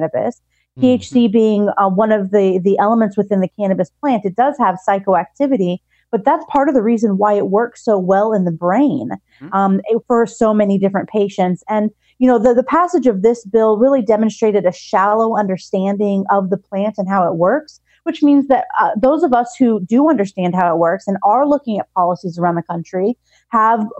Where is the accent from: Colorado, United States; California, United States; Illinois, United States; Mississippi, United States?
California, United States; now in Texas, United States